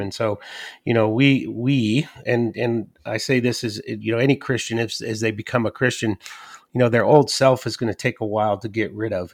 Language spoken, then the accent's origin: English; the Northwest, Pacific Northwest, United States; moved away as an adult; also born or lived in Athens, Ohio / Georgia; after eighteen years of absence, I came back to the Northwest